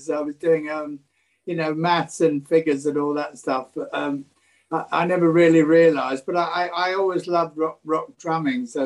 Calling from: south of France, France; Down in the south of France.

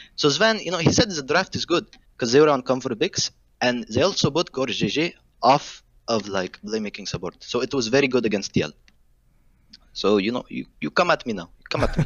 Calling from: Phoenix, Arizona, United States; calling from Phoenix, Arizona.

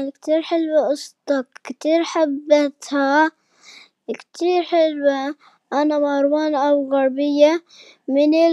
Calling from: Syria; عمري سبع سنوات من سوريا

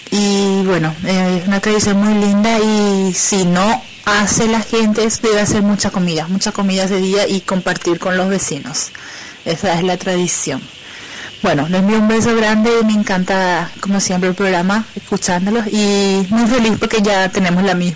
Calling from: Asunción, Paraguay; de Asunción, Paraguay.

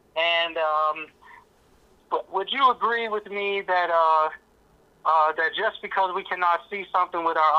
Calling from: Shelbyville, Tennessee, United States; I'm calling from Shelbyville, Tennessee.

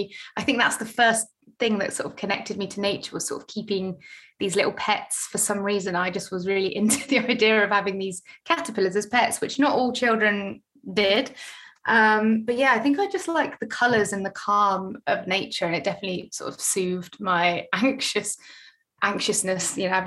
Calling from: London, United Kingdom; I'm calling in from South London today. I've just literally moved here yesterday.

